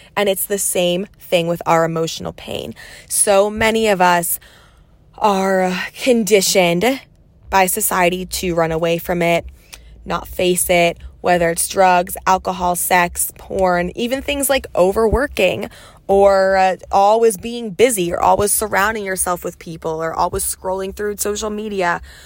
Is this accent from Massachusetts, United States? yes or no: no; Pennsylvania, United States; also born or lived in New York City / Los Angeles / Dallas; now in Texas, United States; I'm from Pennsylvania, moved to New York City, spent six and a half years in LA, then spent half a year in Dallas, and now I'm like 30 minutes outside of Dallas in the country in Texas